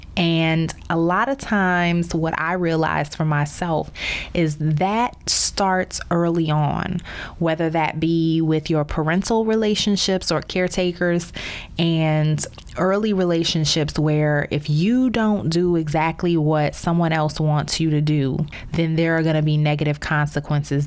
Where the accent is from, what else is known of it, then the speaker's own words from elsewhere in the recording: New Orleans, Louisiana, United States; moved away as an adult; also born or lived in Baltimore / Chicago / Dallas; now in Miami, United States; my hometown of New Orleans